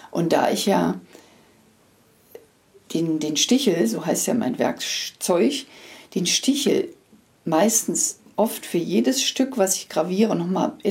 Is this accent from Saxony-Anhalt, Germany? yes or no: yes; Magdeburg, Saxony-Anhalt, Germany; born there; Ich komme ja aus Magdeburg gebürtig und da gab es eine, eine, eine Firma, die eben diese Prägestempel und Prägeschriften herstellte.